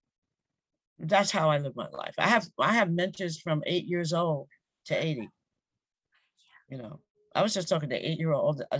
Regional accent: Westbury, New York, United States; I grew up in Westbury, Long Island

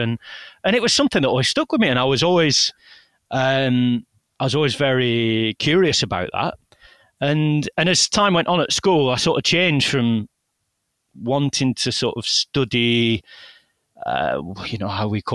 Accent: Accrington, North West England, United Kingdom; also born or lived in Spain; I was born in Accrington, East Lancashire.

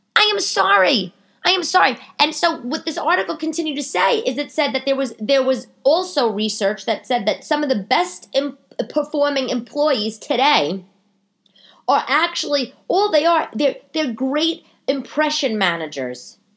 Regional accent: New York City, New York, United States; I grew up in New York

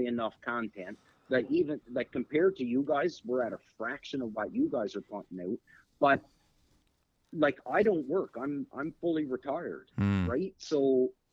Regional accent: Canada; as Canadians

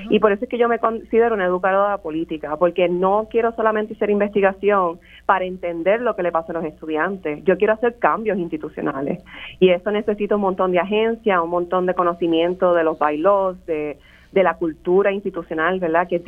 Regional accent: Puerto Rico; now in United States; Yo vengo de Puerto Rico, después trabajo en este community college, cuando entro a la Universidad de la Florida

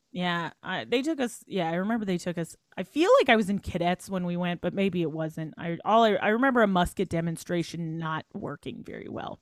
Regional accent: Welland, Ontario, Canada; moved away as an adult; also born or lived in Toronto; we're from Welland

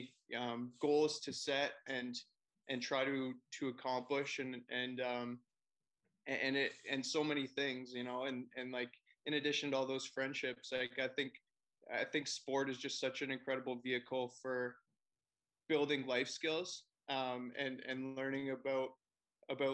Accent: Forest, Ontario, Canada; now in Toronto, Canada; I live in Toronto now, but I grew up in Forest, Ontario

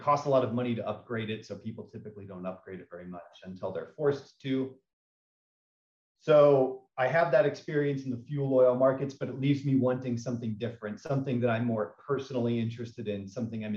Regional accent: eastern Kansas, United States; moved away as an adult; also born or lived in Japan / Shanghai, China; I'm from a small town in Kansas. I grew up having never left my hometown, very small town in eastern Kansas

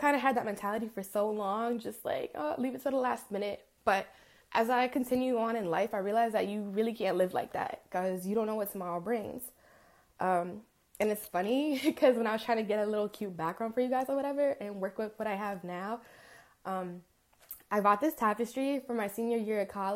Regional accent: Rockland County, New York, United States; also born or lived in Englewood, New Jersey; I'm from Rockland County, New York

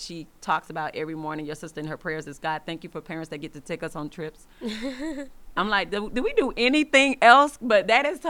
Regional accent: Atlanta, Georgia, United States; moved away; we're from Atlanta

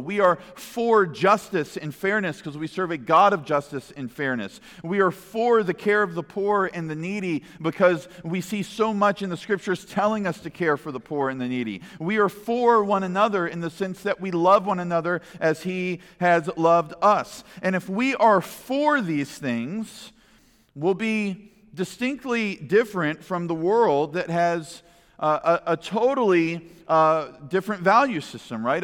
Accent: United States; as American people

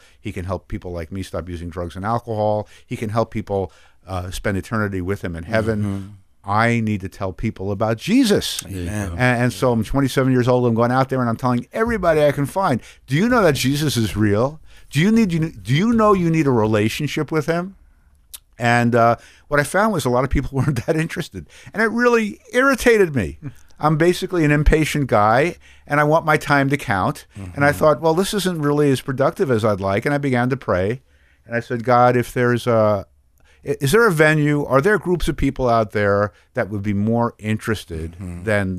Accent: New York City, New York, United States; I was raised in New York City in a Jewish home, not a very religious home.

